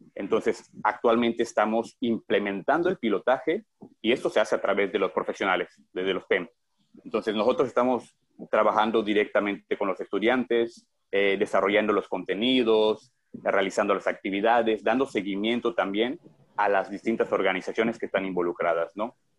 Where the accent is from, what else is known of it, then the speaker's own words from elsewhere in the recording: Yucatán, Mexico; yo soy yucateco